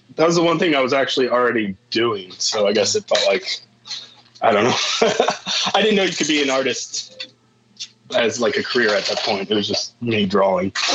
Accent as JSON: {"language": "English", "town": "Warsaw", "region": "Indiana", "country": "United States", "tie": "born or raised there", "also_born_or_lived": "Milford, Indiana", "said": "I, I, was born and raised in Warsaw"}